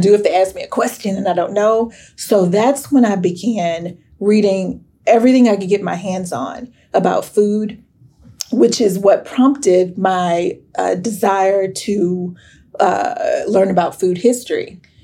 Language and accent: English; Sherman, Texas, United States; growing up in Sherman